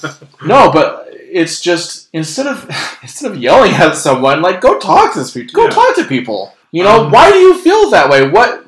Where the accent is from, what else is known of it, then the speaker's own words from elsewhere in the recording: United States; And as an American, I wasn't well received by people.